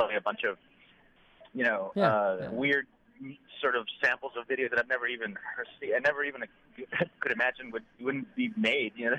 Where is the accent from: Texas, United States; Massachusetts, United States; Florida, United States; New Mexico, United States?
Texas, United States; Del Rio; also born or lived in San Antonio, Texas / Austin, Texas; I'm from Texas. I'm from a small town called Del Rio, Texas, on the border to Mexico